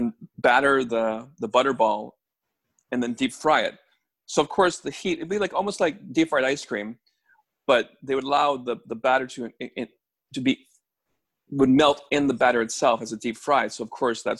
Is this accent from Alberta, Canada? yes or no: no; Toronto, Ontario, Canada; also born or lived in Barrie; I grew up in Toronto. I've been in Toronto. I haven't lived anywhere except for Barrie, which is close to Toronto